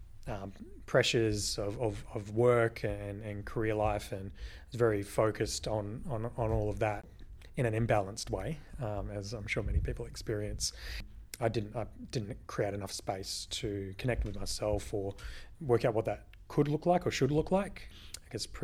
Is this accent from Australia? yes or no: yes; Brookton Highway, near Perth, Western Australia, Australia; I grew up living just on Brookton Highway in Rolling Stone